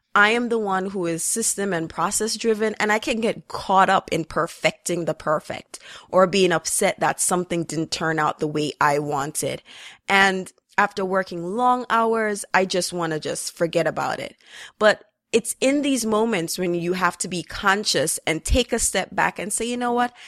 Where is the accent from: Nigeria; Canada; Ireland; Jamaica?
Jamaica; growing up in Jamaica